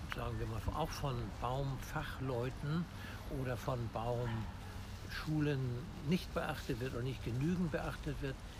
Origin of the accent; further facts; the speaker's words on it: Hamburg, Germany; Ich bin ein echter Hamburger und auch in diesem Stadtteil geboren, wo wir uns gerade befinden, nämlich im Innozenzherpark in Harvestuhude Roter Baum